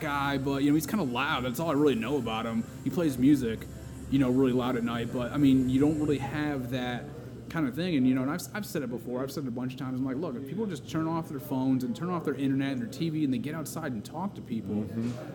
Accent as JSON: {"language": "English", "region": "Connecticut", "country": "United States", "tie": "born or raised there", "said": "I grew up in Connecticut"}